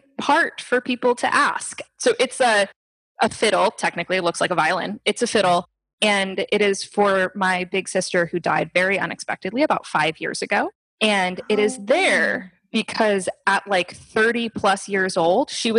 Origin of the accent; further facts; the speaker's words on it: Stuart, Florida, United States; moved away as an adult; also born or lived in Miami, Florida / New York City / Morocco; I grew up here in Stewart